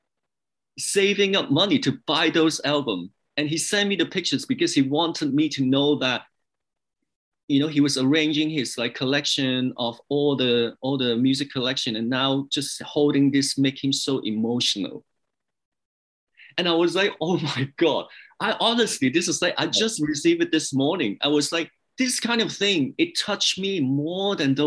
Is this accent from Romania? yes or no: no; Hong Kong; also born or lived in England / New York / Los Angeles; now in Canada; I was born in Hong Kong, but I moved to England and lived there over 10 years. And then I moved to Canada